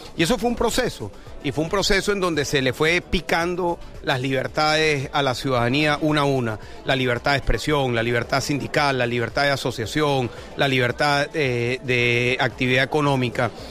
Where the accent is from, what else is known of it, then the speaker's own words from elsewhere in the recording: Venezuela; moved away as an adult; also born or lived in Washington; now in Spain; yo salí de Venezuela, yo estuve siete años preso eh, en Venezuela